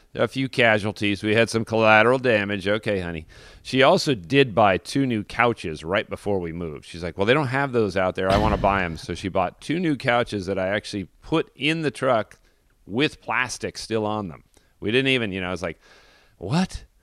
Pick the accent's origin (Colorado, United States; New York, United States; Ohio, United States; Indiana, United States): Colorado, United States; Denver; I grew up in Denver, uh, by Golden, Colorado, where Coors beer is brewed